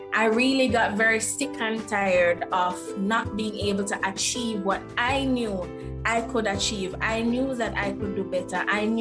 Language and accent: English; Jamaica; I am originally from Jamaica, born and grown, never been anywhere else.